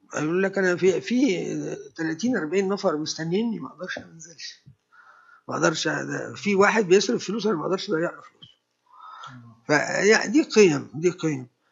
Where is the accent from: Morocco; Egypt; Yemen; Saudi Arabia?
Egypt; انا مصري